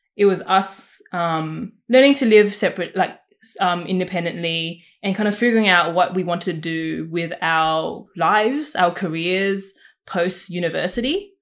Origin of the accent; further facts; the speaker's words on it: Sydney, New South Wales, Australia; I also was born in the Fairfield, Canterville, Camerata area and have been living here all my